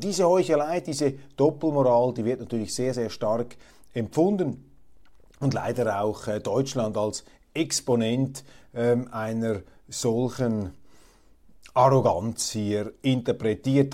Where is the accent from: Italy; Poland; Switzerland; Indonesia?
Switzerland; also ich zumindest als Schweizer